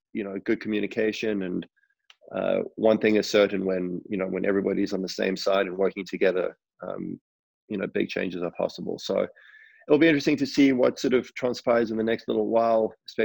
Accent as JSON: {"language": "English", "town": "Johannesburg", "region": "Gauteng", "country": "South Africa", "tie": "born or raised there", "said": "I grew up in Johannesburg"}